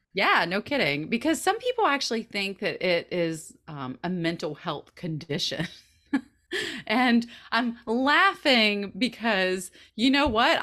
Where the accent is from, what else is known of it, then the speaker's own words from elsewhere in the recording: the South, United States; moved away as an adult; We're both Southern. We're both from the South